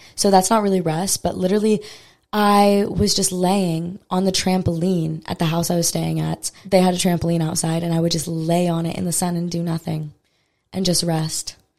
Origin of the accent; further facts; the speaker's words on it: Maui, Hawaii, United States; I'm from Maui, Hawaii originally, and I've never lived on Oahu